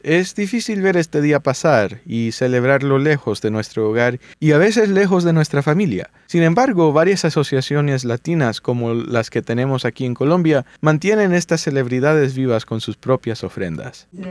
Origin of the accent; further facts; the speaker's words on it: Southern California, United States; yo crecí con mi, familia, emigró aquí. yo soy de California, sur de California